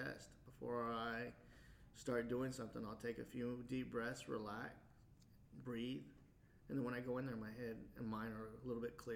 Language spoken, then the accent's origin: English; Wichita, Kansas, United States; moved away as an adult; also born or lived in Anchorage, Alaska; I'm from Wichita before I joined the military. And so Wichita was my home base.